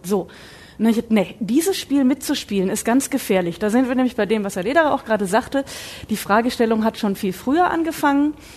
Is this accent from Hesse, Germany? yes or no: no; Saxony, Germany; Ich komme ja nun aus Sachsen